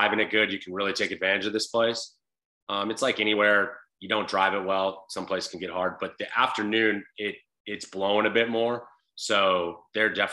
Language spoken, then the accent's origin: English; Southern California, United States; I'm from Southern California